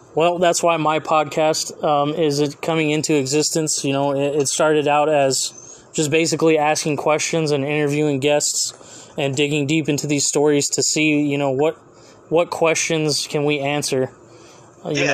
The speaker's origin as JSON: {"language": "English", "town": "Fresno", "region": "California", "country": "United States", "tie": "born or raised there", "said": "my hometown AAA team, the Fresno"}